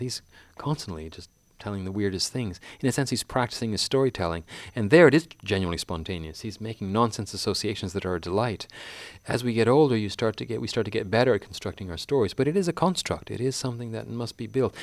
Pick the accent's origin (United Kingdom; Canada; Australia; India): Canada; I'm a fifty-two-year-old Canadian